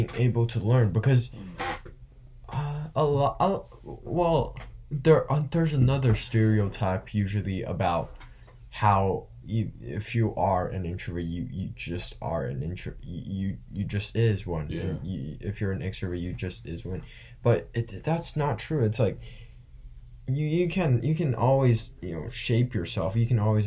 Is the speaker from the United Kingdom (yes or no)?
no; China; now in United States; I'm from China. I've spent a lot most of my life there, and I've lived here.